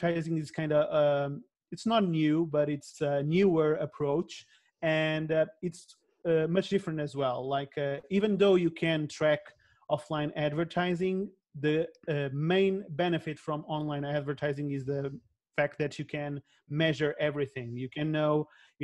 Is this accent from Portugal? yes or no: yes; Portugal; I'm from Portugal